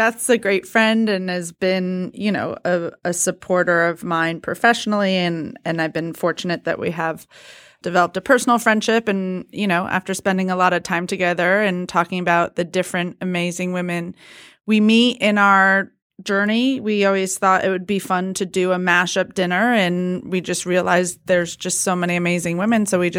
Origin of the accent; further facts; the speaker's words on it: West Hartford, Connecticut, United States; I mean, I grew up in West Hartford, Connecticut.